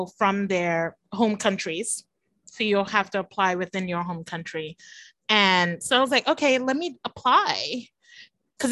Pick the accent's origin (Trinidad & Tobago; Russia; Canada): Trinidad & Tobago; first language English; moved away; also born or lived in Japan / United States / Belize; I was born and raised here in Trinidad and Tobago